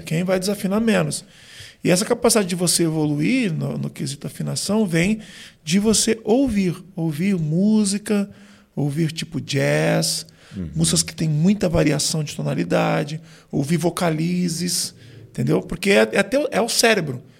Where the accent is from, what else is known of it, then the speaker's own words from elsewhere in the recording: São Paulo, Brazil; also born or lived in São José dos Campos; E aí depois eu vim, a gente, com seis anos, eu mudei para São Paulo.